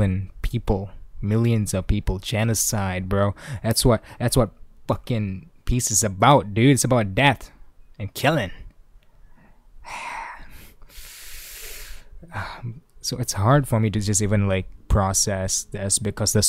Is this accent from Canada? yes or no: no; Malaysia; I am a Malaysian